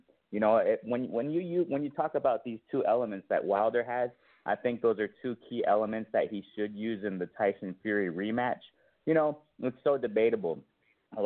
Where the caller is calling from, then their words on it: Mexico; I'm calling from Mexico